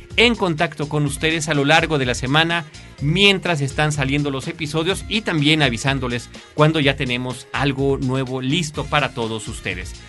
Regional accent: Mexico; nuestro país, que es México

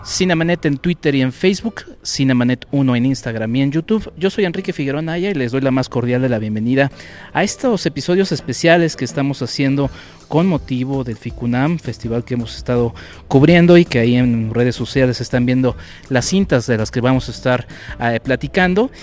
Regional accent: Mexico; como mexicanos

